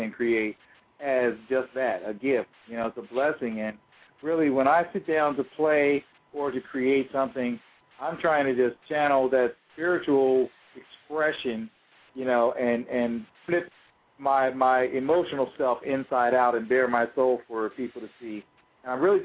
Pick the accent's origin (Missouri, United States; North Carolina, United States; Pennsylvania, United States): Pennsylvania, United States; York; moved away as an adult; also born or lived in New England; the home where I grew up in York, Pennsylvania.